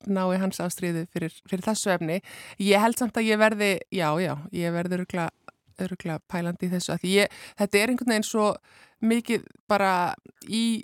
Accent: Southern Peninsula, Iceland; Ég er frá Suðurnes.

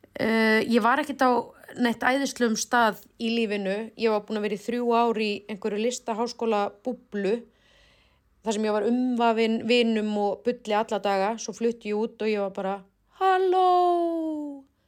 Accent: Iceland; also born or lived in Oslo, Norway; við erum frá Íslandi

